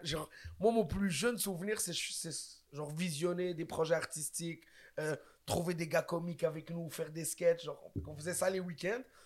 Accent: Quebec, Canada; on est québécois aussi

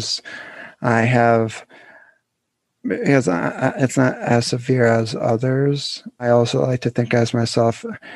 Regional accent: Pennsylvania, United States; I'm from Pennsylvania. I'm still living there

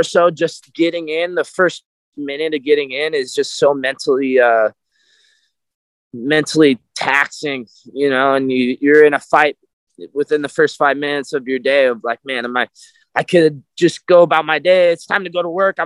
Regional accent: Napa / Sonoma, California, United States; Napa, Sonoma, Napa. I'm like right on the line

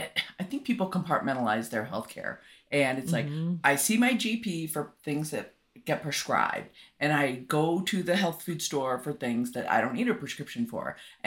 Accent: United States; More is better. I'm an American. Like, more is better.

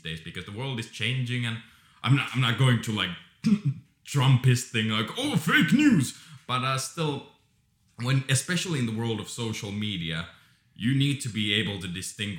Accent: Finland; In Finland, we have 9 years

